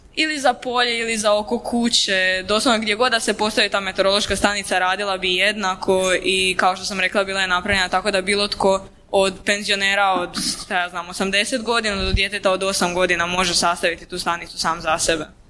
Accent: Vinkovci, Vukovar-Syrmia County, Croatia; kod nas u Vinkovcima, pošto sam ja originalno išla u Vinkovcu u srednju školu

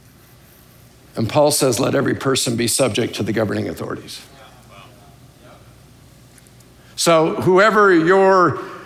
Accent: United States; I love being an American, but I'm not first and foremost an American

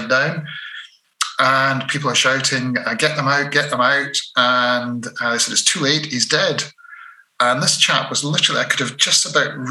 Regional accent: Dunblane, Scotland, United Kingdom; I was brought up in Dunblane

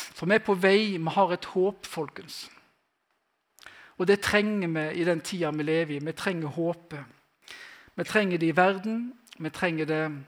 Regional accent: Western Norway, Norway; Jeg er fra Vestlandet

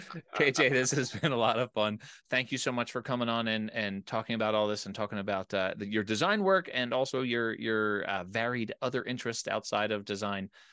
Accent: outside of Philadelphia, Pennsylvania, United States; now in Colorado, United States; I grew up in Pennsylvania, I grew up outside of Philadelphia

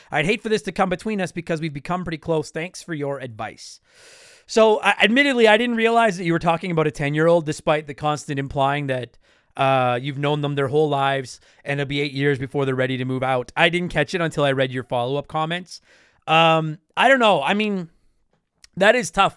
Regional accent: Canada; I'm Canadian. I live here right now. It's fucking snowing outside. I live in Canada.

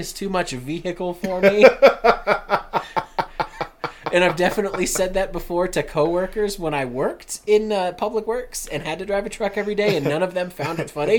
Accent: Colorado, United States

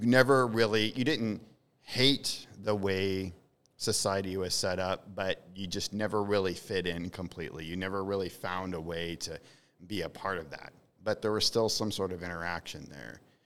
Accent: the Ozarks, United States; I was from the Ozarks

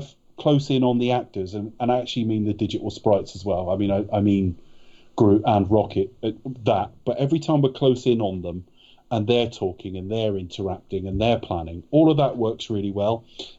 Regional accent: United Kingdom; Yeah, we're British, we're gentlemen.

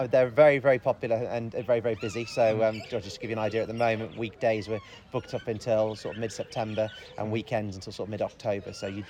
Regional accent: United Kingdom; But even so, we're British. We've got to complain about it

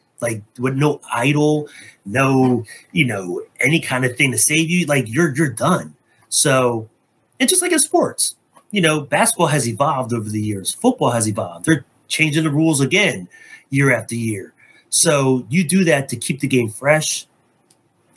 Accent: New Jersey, United States; also born or lived in Philadelphia area; Me and, you know, Ramona bonded from being from New Jersey. You know, like, yeah, we're both from Jersey

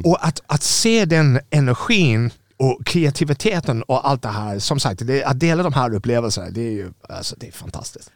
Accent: Ireland; Swedish is a second language; moved away as an adult; now in Sweden; När jag växte upp på, Irland var ett väldigt fattigt land 70-80-talet

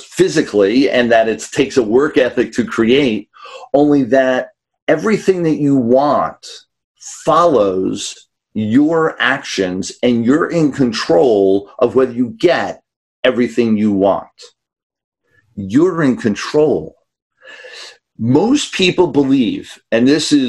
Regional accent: New York City, New York, United States; I grew up in New York City

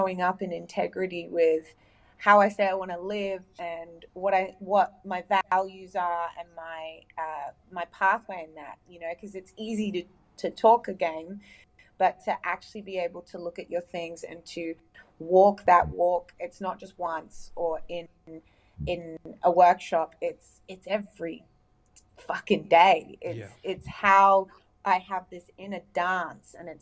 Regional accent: United Arab Emirates; now in Australia; I grew up in the Middle East in the UAE, the United Arab Emirates

